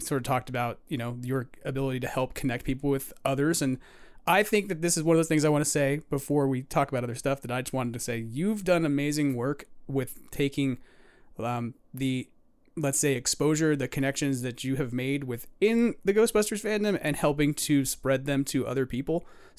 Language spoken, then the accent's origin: English; New York, United States; because I'm a New Yorker who's Irish and Italian.